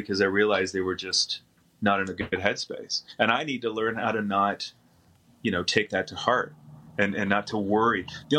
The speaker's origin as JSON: {"language": "English", "town": "Windsor", "region": "Ontario", "country": "Canada", "tie": "born or raised there", "said": "my hometown"}